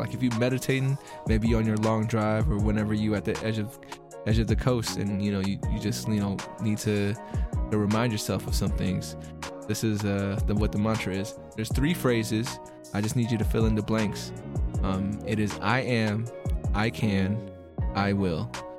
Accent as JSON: {"language": "English", "country": "Philippines", "said": "you know, I'm Filipino, so like I don't know if you know too much about our culture"}